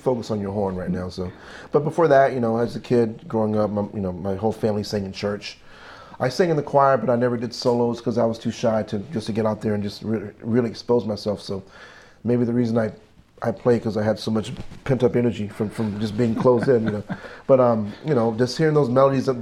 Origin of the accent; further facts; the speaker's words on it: Conyers, Georgia, United States; now in Hackensack, United States; my mother and father, they raised me in the Baptist church down south in Conyers, Georgia.